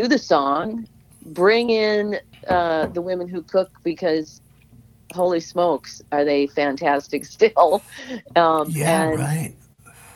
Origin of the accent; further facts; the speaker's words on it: Minneapolis, Minnesota, United States; moved away; also born or lived in northern Wisconsin; I grew up in Minneapolis and going up to the lakes up there